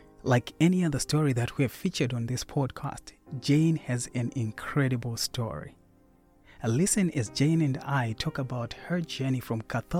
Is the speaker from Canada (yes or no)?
no; Zimbabwe; You know, I'm from Africa. I'm from Zimbabwe.